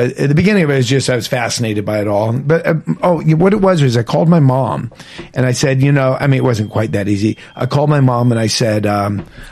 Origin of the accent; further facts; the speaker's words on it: Beverly Hills, California, United States; I grew up in Beverly Hills. We sort of grew up poor in Beverly Hills